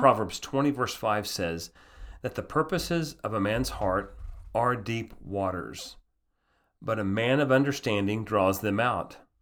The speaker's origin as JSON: {"language": "English", "country": "United States", "also_born_or_lived": "Austria", "said": "I'm an American"}